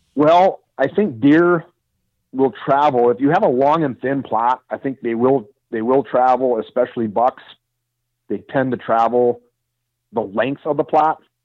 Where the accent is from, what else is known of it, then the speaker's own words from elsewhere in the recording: Wisconsin, United States; also born or lived in southern Iowa; now in Iowa, United States; I'm from Wisconsin